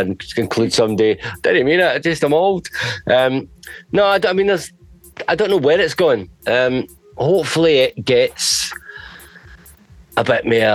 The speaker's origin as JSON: {"language": "English", "town": "Glasgow", "region": "Scotland", "country": "United Kingdom", "said": "I'm from Glasgow"}